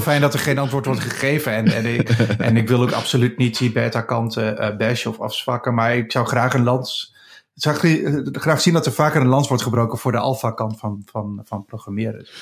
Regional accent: Achterhoek, Gelderland, Netherlands; in de achterhoek waar ik vandaan kom in Nederland.

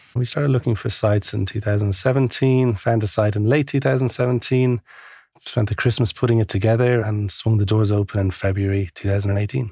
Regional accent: Ireland; moved away as an adult; also born or lived in Asia / Melbourne, Australia; now in London, United Kingdom; I'm from Ireland

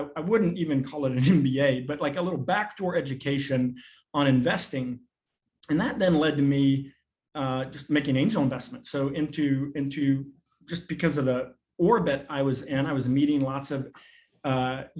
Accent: Arkansas, United States; also born or lived in New York; I grew up in a very rural context. I was born in New York, but we moved to Arkansas when I was 5

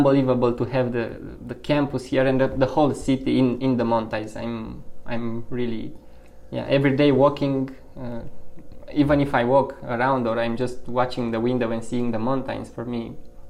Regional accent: Bucharest, Romania; moved away as an adult; now in Missoula, United States; if I would have to talk about the hometown, the chaos maybe, because Bucharest is a big city

